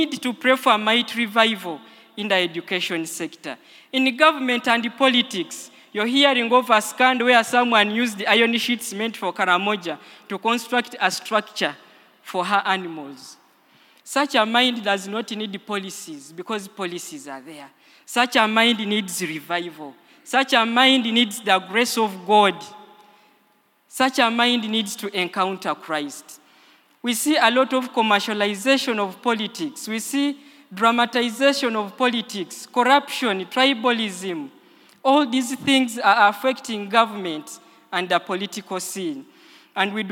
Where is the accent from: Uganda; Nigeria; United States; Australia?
Uganda; Busia, Eastern Region; I come from Busia